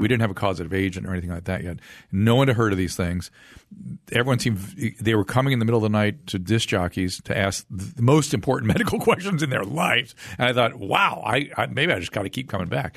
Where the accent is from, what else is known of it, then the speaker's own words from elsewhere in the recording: Pasadena, California, United States; I grew up in Pasadena